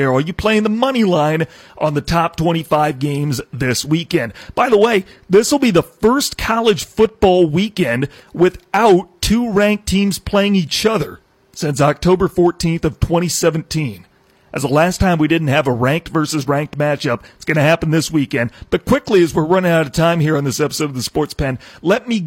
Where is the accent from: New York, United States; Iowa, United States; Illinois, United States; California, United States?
Iowa, United States; I'm from Iowa. I'm not a Cyclone. I'm not a Hawkeye